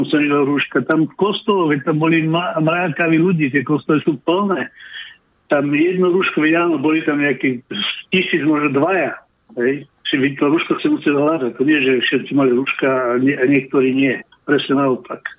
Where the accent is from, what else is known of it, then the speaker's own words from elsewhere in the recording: Slovakia; now in Finland; bol som týždeň doma na Slovensku